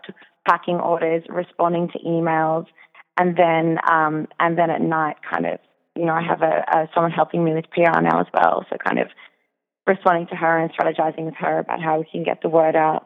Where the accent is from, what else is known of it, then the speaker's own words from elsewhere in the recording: Australia; I'm Australian myself